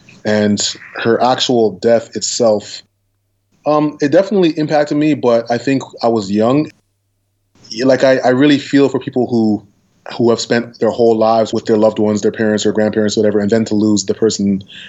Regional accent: Toronto, Ontario, Canada; I say I'm from Toronto

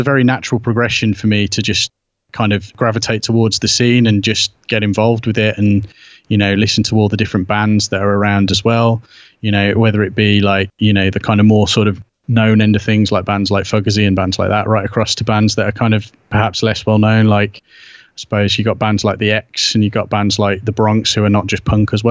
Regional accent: United Kingdom; being British and being the age that I am

